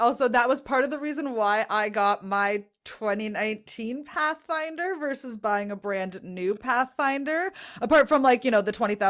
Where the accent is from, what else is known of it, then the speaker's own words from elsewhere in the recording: Canada; me being the Canadian in amongst a lot of Americans